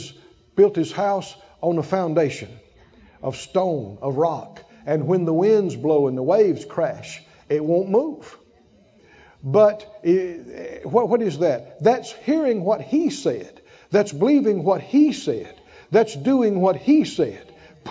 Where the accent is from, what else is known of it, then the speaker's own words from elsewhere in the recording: the South, United States; born there; I talked about being born to my parents and so I'm a Moor. I was born in the South. I was born a country boy.